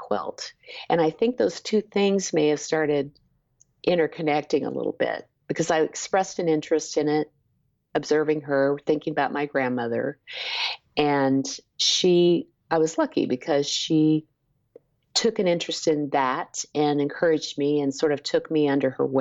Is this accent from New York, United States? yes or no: no; Topeka, Kansas, United States; moved away as an adult; also born or lived in Lawrence, Kansas; now in San Antonio, United States; I was born in Lawrence and really grew up in Topeka, Kansas